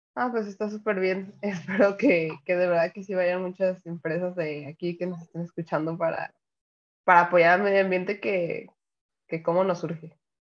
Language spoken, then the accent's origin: Spanish; Jalisco, Mexico; yo, yo soy de, de Jalisco y vivo en Guadalajara